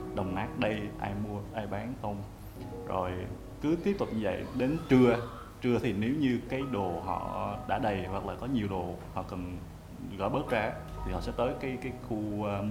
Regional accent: Quang Ngai, Vietnam; now in Ho Chi Minh City, Vietnam; mình quê ở quảng ngãi và đang sống và làm việc ở thành phố hồ chí minh

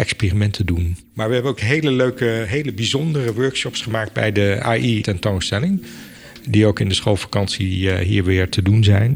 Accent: Apeldoorn, Gelderland, Netherlands; also born or lived in Enschede; In Apeldoorn ben ik opgegroeid. Ik eh, ben geboren in Enschede, dus ik ben een tukker. Maar eh, opgegroeid in Apeldoorn. Vanaf vier jaar heb ik in Apeldoorn gewoond.

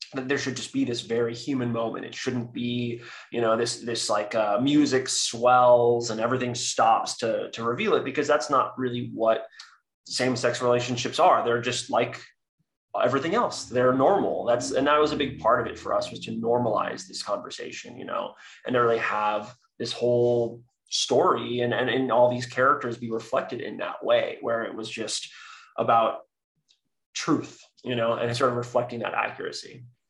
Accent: San Francisco, California, United States; I was raised by two women in the San Francisco Bay Area

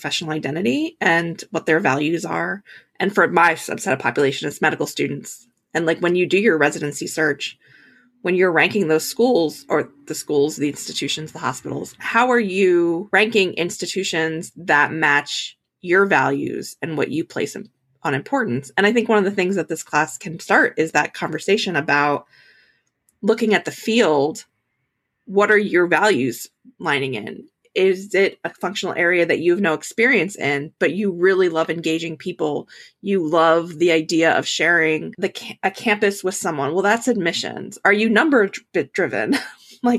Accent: Pennsylvania, United States; I'm from Pennsylvania

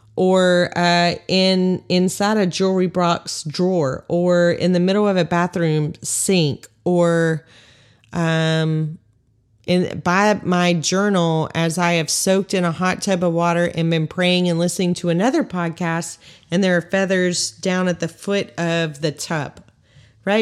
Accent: Texas, United States; 'Cause we're from Texas, right? I'm from Texas

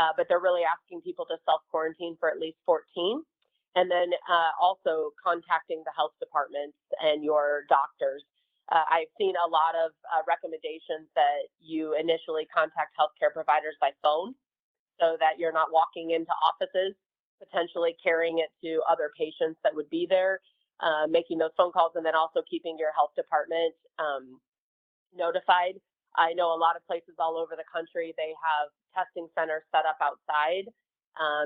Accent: Colorado, United States; I'm from Colorado

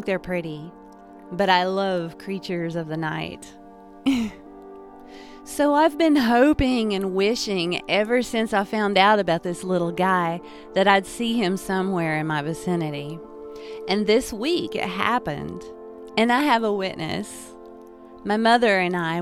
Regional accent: Appalachia, United States; also born or lived in western North Carolina; I'm an Appalachian artist, a spiritualist, and a storyteller.

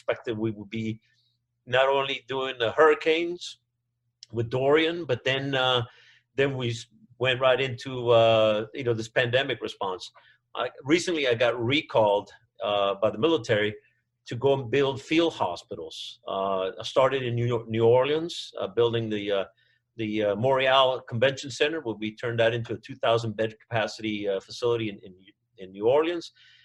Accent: south of Monterrey, Nuevo León, Mexico; first language Spanish; English is a second language; moved away as an adult; also born or lived in Albany, Georgia / Atlanta, Georgia; now in Georgia, United States; But I grew up in a farm in south of Monterrey, Mexico. And so Spanish is my first language.

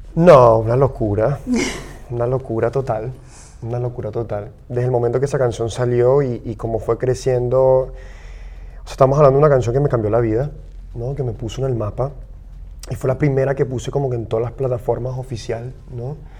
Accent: Venezuela; Yo, yo también como venezolano, para mí es muy importante como la realidad que yo he vivido como venezolano

